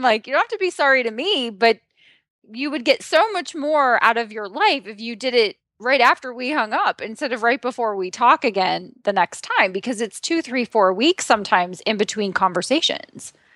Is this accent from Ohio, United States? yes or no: yes; Southeastern Ohio, United States; I'm from Southeastern Ohio